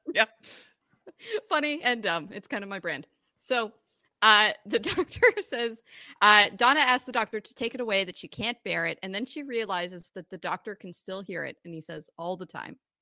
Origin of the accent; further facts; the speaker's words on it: Canada; I'm Canadian